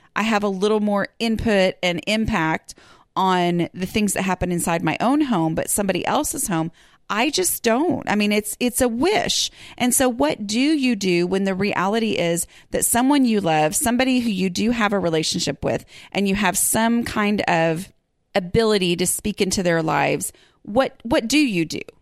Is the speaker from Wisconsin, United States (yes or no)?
no; Texas, United States; I'm a podcaster from Texas who's working on her own home